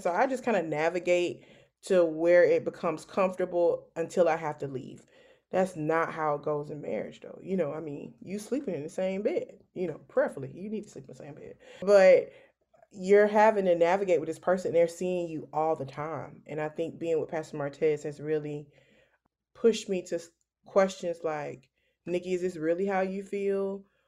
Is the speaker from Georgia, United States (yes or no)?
yes; Savannah, Georgia, United States; moved away as an adult; also born or lived in Valdosta, Georgia; now in Columbia, United States; I am originally from Savannah, Georgia.